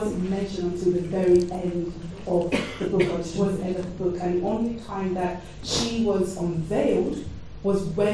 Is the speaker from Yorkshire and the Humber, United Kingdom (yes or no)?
no; London, United Kingdom; accent: London; my London accent